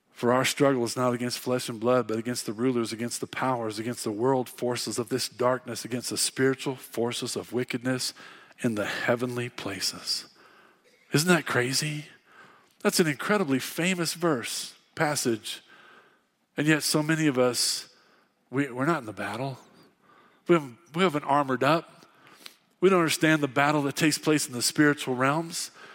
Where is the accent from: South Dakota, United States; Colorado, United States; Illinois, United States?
Illinois, United States; Fairbury; moved away as an adult; now in Casper, United States; I grew up in Fairbury, Illinois